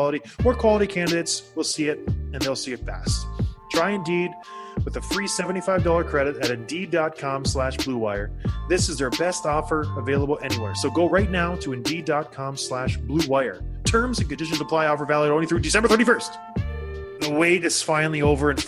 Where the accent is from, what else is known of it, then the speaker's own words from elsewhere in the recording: Traverse City, Michigan, United States; moved away; I went back to my hometown in Traverse City, Michigan